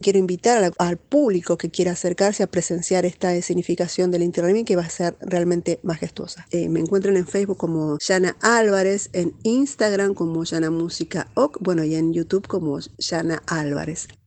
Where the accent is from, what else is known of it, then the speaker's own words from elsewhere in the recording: Peru; also born or lived in La Plata, Buenos Aires, Argentina; now in Argentina; yo soy nacida en La Plata, como vos dijiste, pero desde muy chiquita me fui a Perú